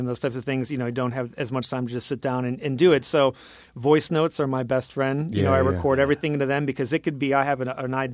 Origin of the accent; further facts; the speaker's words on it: Michigan, United States; I grew up in Michigan, so I went to Michigan State